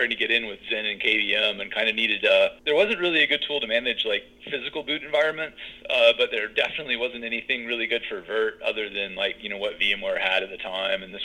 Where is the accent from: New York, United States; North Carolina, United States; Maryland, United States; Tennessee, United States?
North Carolina, United States; Winston-Salem; I'm originally from Winston